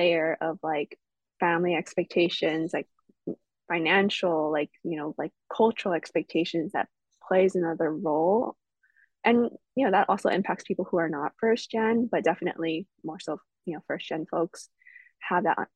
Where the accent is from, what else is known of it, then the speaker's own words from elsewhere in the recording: Los Angeles, California, United States; I was born and raised in California